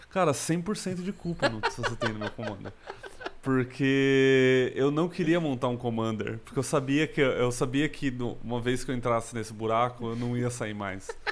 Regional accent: Americana, São Paulo, Brazil; also born or lived in Campinas; eu nasci em São Paulo, na capital. Eu, com 10 anos de idade, minha família toda se mudou para o interior de São Paulo, na região de, de Americana, Nova Odessa. Eu morei a maior parte da minha vida em Americana

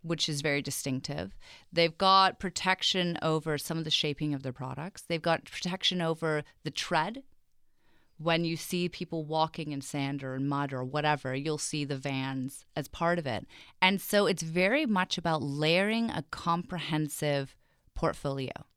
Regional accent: England, United Kingdom; moved away; I grew up in England, and I went to very traditional British boarding school

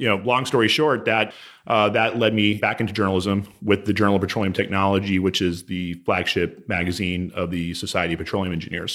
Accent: Houston, Texas, United States; I grew up here in Houston.

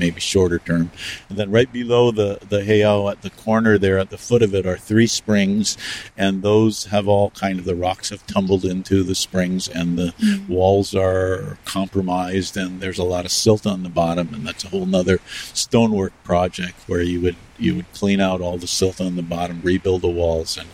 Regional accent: Hilo, Hawaii, United States; as a boy growing up in Hilo

